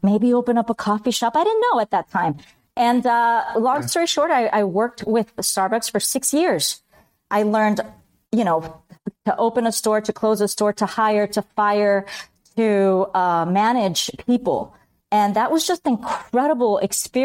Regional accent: Miami, Florida, United States; also born or lived in Bogota, Colombia / Spain / Chicago; I did second grade in Miami. And the rest is history. I'm a Miami girl. Raised by my Cuban American family

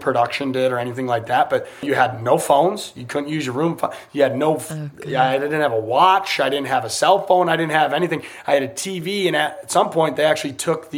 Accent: United States; I'm American.

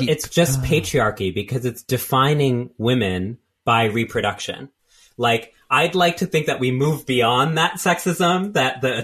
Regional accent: Texas, United States; moved away as an adult; also born or lived in California; now in New York, United States; I grew up in Texas

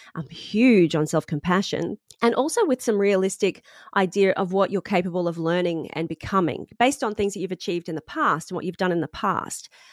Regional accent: Sunshine Coast, Queensland, Australia; moved away as an adult; now in London, United Kingdom; I'm from the Sunshine Coast

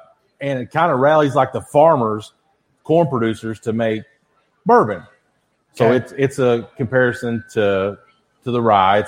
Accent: Kentucky, United States; I'm from Kentucky.

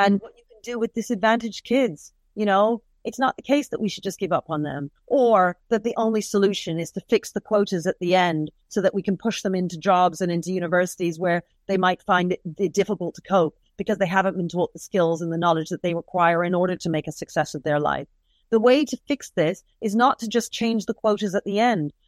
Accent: United Kingdom; So what if I'm of Caribbean descent? We're both British.

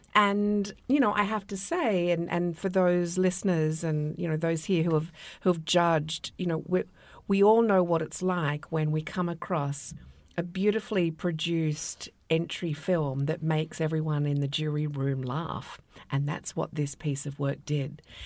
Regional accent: Australia; moved away; my home country

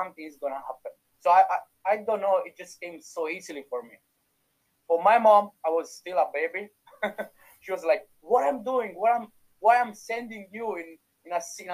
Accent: Italy; accent: Italian; English is a second language; moved away as an adult; now in Dublin, Ireland; You can still feel my Italian accent

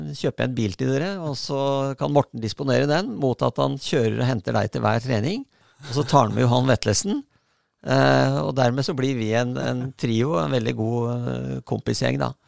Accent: Bærum, Akershus, Norway; also born or lived in Oslo; Jeg kom fra Bærum, da.

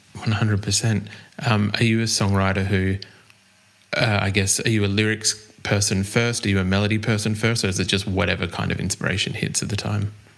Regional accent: Australia; accent: Australian

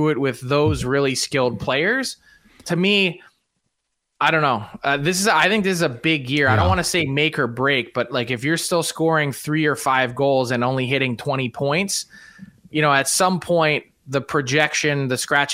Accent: Philadelphia, Pennsylvania, United States; I was actually at those games in Philly as a kid

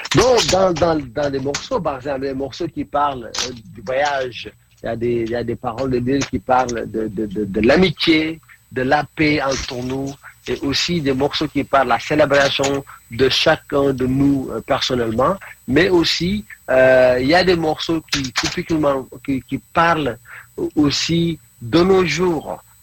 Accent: Senegal; first language Mandinka; French is a second language; moved away as an adult; also born or lived in Norway / India; now in England, United Kingdom; je suis du Sénégal

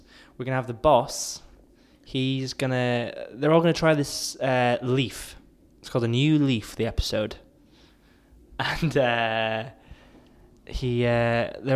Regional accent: Northeast Scotland, United Kingdom; I'm from Northeast Scotland

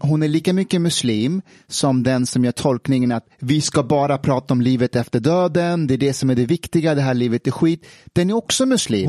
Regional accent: Afghanistan; moved away; när jag växte upp i Afghanistan

